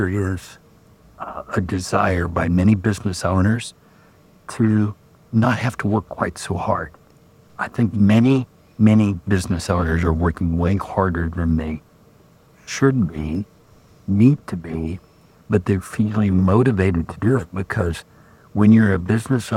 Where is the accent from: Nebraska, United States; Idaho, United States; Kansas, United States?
Kansas, United States; I'm from Kansas.